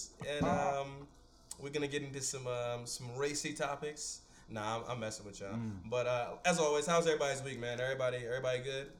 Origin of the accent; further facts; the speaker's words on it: Ghana; I'm from Ghana.